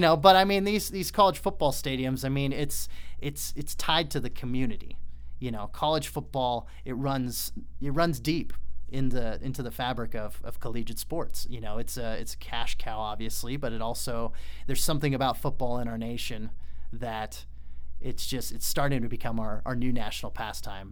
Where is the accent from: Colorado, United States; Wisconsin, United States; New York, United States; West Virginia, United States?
Colorado, United States; Colorado Springs; moved away; also born or lived in Utah; I grew up in Colorado Springs